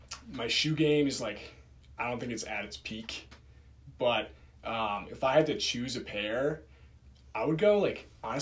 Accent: Darien, Connecticut, United States; growing up in Darien

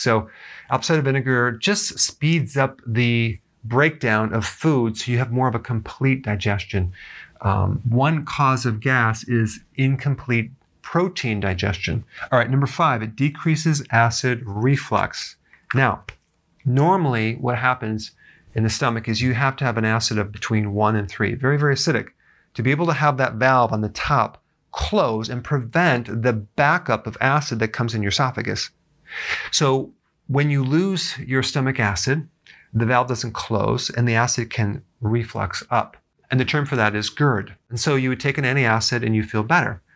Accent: Wisconsin, United States; growing up in Wisconsin, um, where there was farms all around our neighborhood

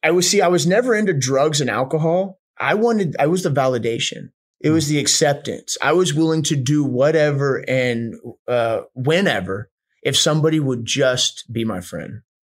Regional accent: Houston, Texas, United States; also born or lived in Charleston, West Virginia / Spencer, West Virginia / Austin, Texas; i was born in charleston west virginia um grew up in spencer for i think maybe like up to five somewhere around there then we moved to houston

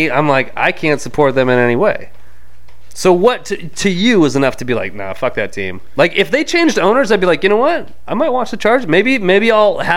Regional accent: Anaheim, California, United States; also born or lived in San Diego; I was born in Anaheim. I lived in Anaheim for the first 11 years of my life

